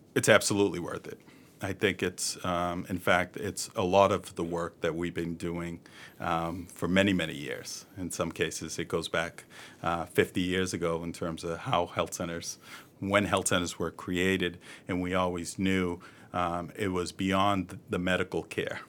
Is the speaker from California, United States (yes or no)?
no; Boston, Massachusetts, United States; I was born and raised in East Boston